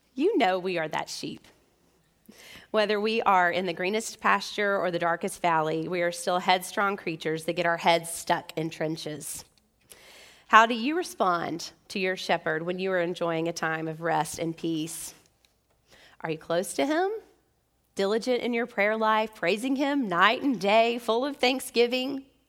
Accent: Memphis, Tennessee, United States; as American believers and even Memphians.

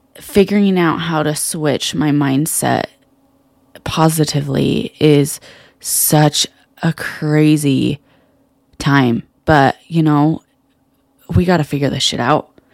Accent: Salt Lake City, Utah, United States; I was born and raised here in Salt Lake City, Utah

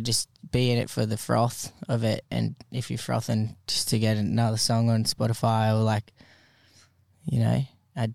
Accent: Kiama, New South Wales, Australia; we're from Kiama, which is south of Wollongong.

